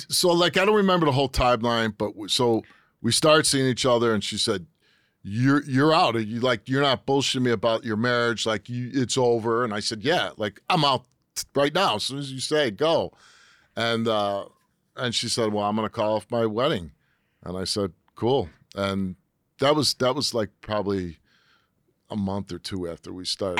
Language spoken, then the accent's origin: English; Chicago, Illinois, United States; moved away as an adult; now in Connecticut, United States; I grew up in Chicago, and uh, my dad was a military guy